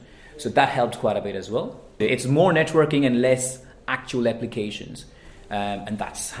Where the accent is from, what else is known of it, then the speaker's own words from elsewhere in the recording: India; moved away as an adult; also born or lived in Manchester; now in United Kingdom; I was born and raised in India. Moved to the UK some 14 years ago, so I'm a bit of hybrid.